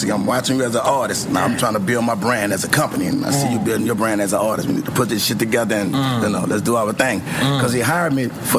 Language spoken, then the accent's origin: English; New Orleans, Louisiana, United States; New Orleans, I'm from Uptown.